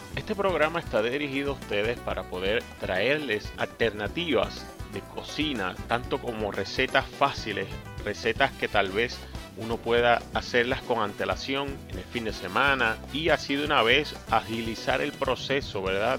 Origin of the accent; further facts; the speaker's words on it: Puerto Rico; Como yo, puertorriqueño.